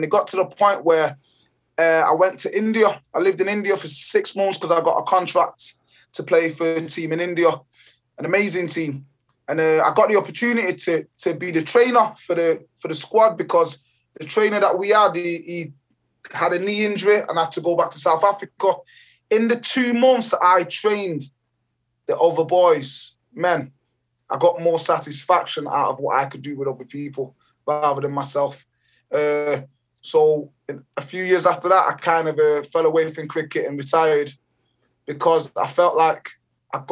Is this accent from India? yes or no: no; Jamaica; now in England; I was born in Jamaica. In the beautiful island of Jamaica.